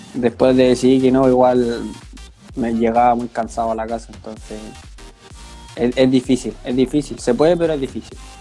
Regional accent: Santiago, Santiago Metropolitan Region, Chile; yo soy de Sarronavia, acá en, Santiago. Eh, empecé jugando en canchas de barrio, en un club que se llama Palmeira, que es de acá de Sarronavia.

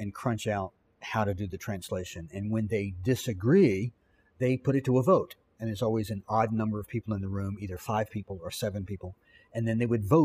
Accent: Virginia, United States; I grew up here in Virginia

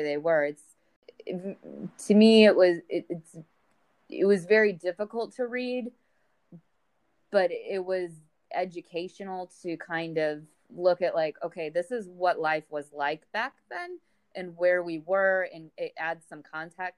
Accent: St. Louis, Missouri, United States; I'm from St. Louis, Missouri. So the Mississippi River was a part of my childhood.

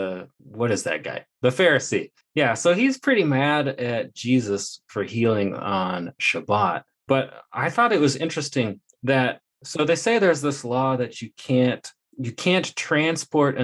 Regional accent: Indiana, United States; moved away as an adult; now in Texas, United States; when I was moving to Texas, when I left Indiana, it was my hometown

